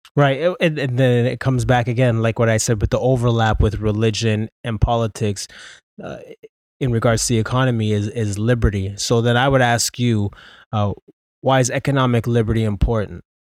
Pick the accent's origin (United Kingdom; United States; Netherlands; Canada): Canada; also born or lived in Ontario; We're Canadian